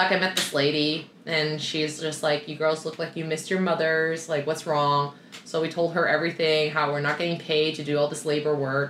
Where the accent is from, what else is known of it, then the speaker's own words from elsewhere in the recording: Toronto, Ontario, Canada; moved away as an adult; also born or lived in Sydney, Australia; now in Vancouver, Canada; So obviously I'm from Toronto, I moved to Sydney, so it's a city girl